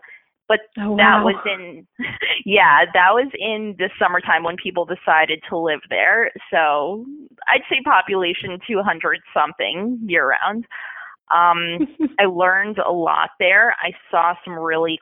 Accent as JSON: {"language": "English", "region": "Northern New Jersey", "country": "United States", "said": "I'm originally from Northern New Jersey"}